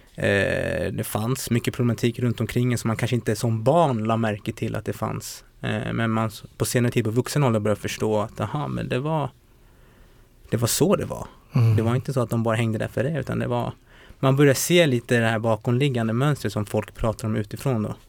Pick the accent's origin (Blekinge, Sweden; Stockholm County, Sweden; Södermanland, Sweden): Stockholm County, Sweden; Botkyrka; also born or lived in Umeå; Jag är uppväxt i Botkyrka, Fittja för att vara mer korrekt.